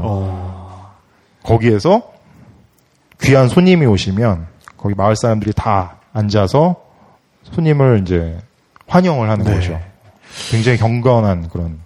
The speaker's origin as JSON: {"language": "Korean", "country": "South Korea", "said": "저는 한국 사람이라서"}